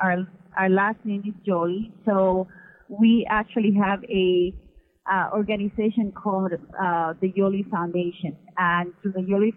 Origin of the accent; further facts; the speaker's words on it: Dominican Republic; also born or lived in Miami; now in United States; We were born and raised in the Dominican Republic and came to this country